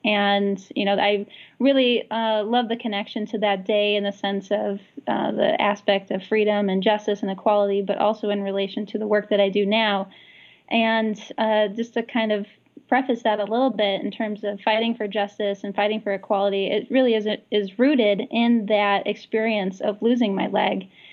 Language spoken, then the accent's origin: English; Great Lakes, United States; also born or lived in Minnesota / Michigan; now in Seattle, United States; growing up in the Great Lakes, being in Minnesota and Michigan.